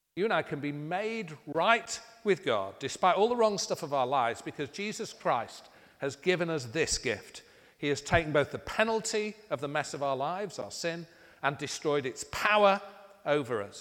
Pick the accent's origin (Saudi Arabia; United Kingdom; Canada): United Kingdom; being British